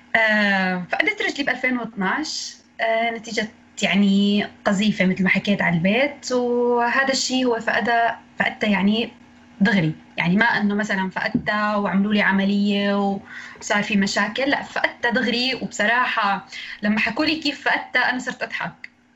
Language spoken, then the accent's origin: Arabic; Idlib, Idlib Governorate, Syria; من سوريا من ادلب